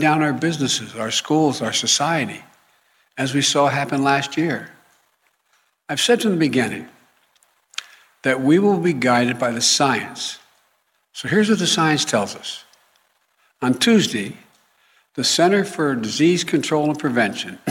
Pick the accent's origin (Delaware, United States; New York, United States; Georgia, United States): Delaware, United States; my home state of Delaware, where I live in Newcastle County